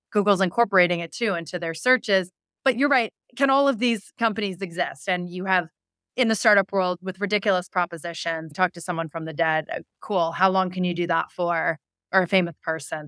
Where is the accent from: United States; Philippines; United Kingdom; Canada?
Canada; moved away; I'm Canadian